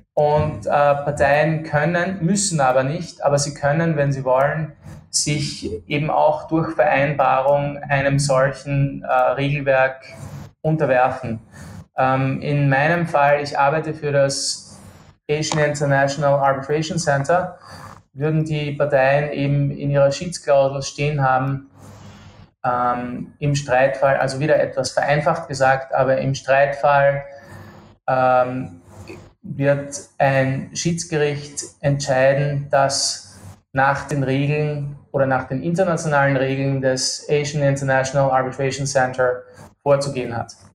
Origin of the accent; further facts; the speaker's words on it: Austria; accent: Austrian; now in Kuala Lumpur, Malaysia; Ich bin ähm, Österreicher, wie, wie äh, deine Hörer wahrscheinlich äh, gut vernehmen können